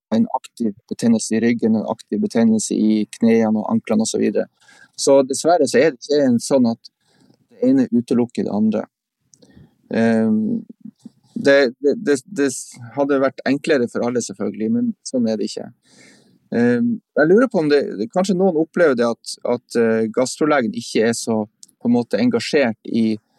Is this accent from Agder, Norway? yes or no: no; Andøya, Vesterålen, Nordland, Norway; now in Tromsø, Norway; Jeg er opprinnelig fra Vesterålen, fra Andøya